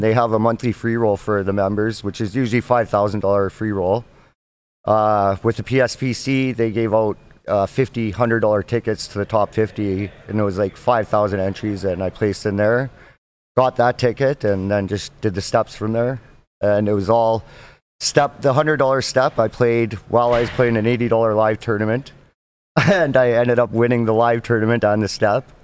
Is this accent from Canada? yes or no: yes; just outside of Edmonton, Alberta, Canada; I'm from Alberta, Canada, just outside of Edmonton, Alberta